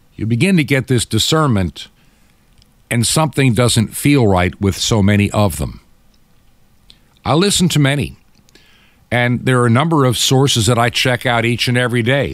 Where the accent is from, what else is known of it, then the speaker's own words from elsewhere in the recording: United States; I'm enough in my Americanism, being an American